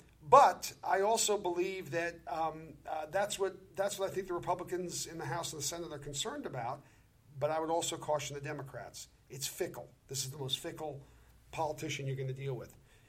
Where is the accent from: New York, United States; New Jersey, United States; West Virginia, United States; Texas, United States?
New York, United States; I'm from New York.